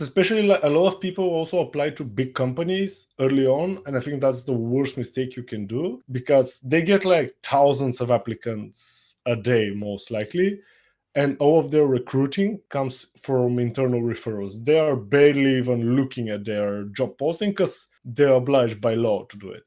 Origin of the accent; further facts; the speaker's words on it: Bulgaria; I'm from Bulgaria